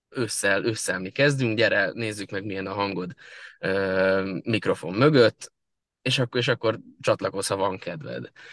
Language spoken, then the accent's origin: Hungarian; Solymár, Pest, Hungary; also born or lived in Budapest; Én Budapesten születtem, Solymáron élek születésem óta